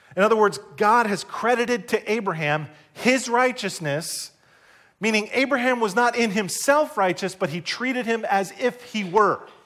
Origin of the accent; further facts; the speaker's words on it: New Jersey, United States; I grew up here in New Jersey